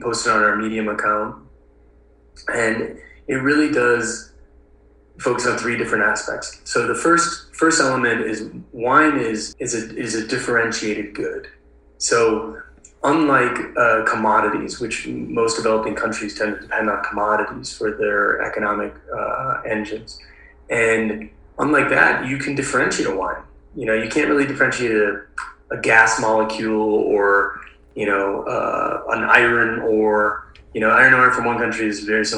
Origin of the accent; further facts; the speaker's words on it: Milwaukee, Wisconsin, United States; I grew up in Wisconsin. I grew up in Milwaukee, Wisconsin